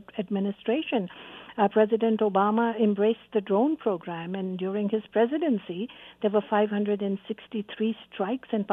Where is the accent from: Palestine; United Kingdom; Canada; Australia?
Canada; as a Canadian